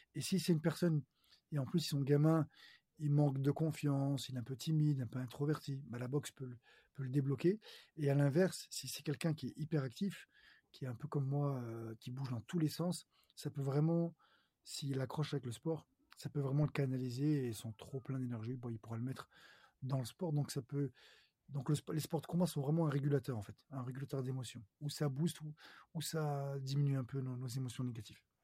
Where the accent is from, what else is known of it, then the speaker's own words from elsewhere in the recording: Lyon, Auvergne-Rhône-Alpes, France; je suis originaire de Lyon